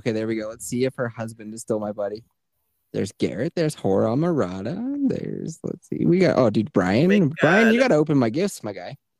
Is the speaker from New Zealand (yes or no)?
no; Canada; I'm from Canada.